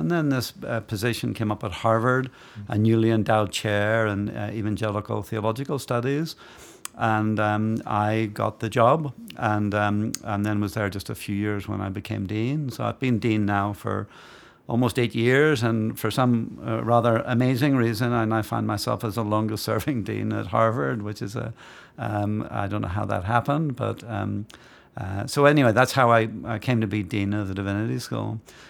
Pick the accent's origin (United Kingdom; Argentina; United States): United Kingdom; Belfast, Northern Ireland; So I grew up in Belfast in Northern Ireland. Came of age as a young adult when the Troubles broke out in Belfast.